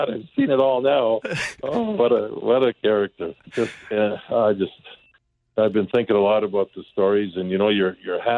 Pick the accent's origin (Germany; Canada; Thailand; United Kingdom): Canada; Calgary, Alberta; moved away as an adult; now in St. Louis, United States; I was 19 years old, and I came from Calgary, Alberta.